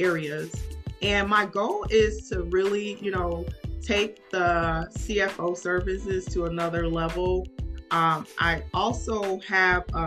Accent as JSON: {"language": "English", "town": "New Haven", "region": "Connecticut", "country": "United States", "tie": "born or raised there", "moved": "as an adult", "lives_now": "Atlanta, United States", "said": "I'm originally from New Haven, Connecticut."}